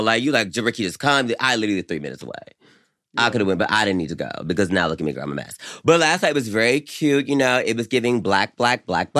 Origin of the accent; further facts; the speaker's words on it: the South, United States; as someone growing up in the South like me